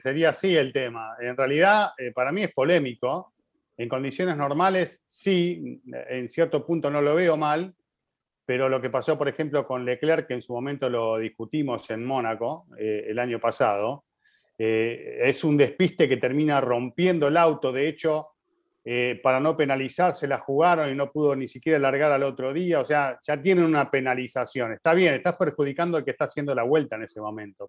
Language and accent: Spanish; Bogotá, Colombia; soy de Bogotá, Colombia